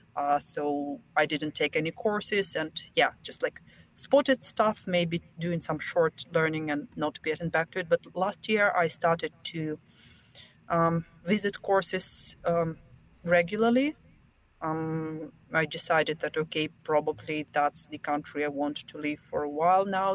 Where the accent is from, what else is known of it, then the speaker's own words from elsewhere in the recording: Belarus; first language Russian; English is a second language; moved away as an adult; now in Finland; I'm from Belarus, so we have two national languages, Russian and Belarusian.